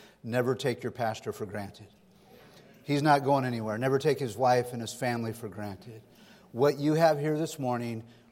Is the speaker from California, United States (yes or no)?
yes; Sonora, California, United States; also born or lived in Stockton, California; I grew up in Sonora in the foothills here. I was born and raised in Northern California